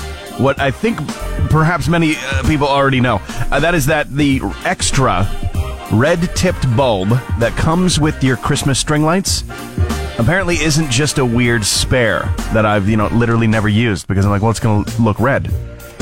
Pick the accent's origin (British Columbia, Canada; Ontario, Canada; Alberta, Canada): Alberta, Canada; Fort McMurray; I remember growing up in Fort McMurray